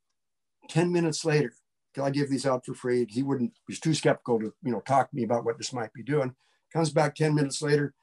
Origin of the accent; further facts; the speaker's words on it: Butte, Montana, United States; I grew up in Montana